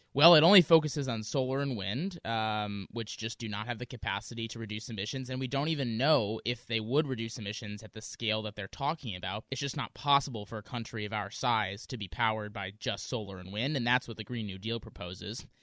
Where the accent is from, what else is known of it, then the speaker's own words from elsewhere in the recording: Wisconsin, United States; now in Seattle, United States; I grew up in Wisconsin. I'm now here in Seattle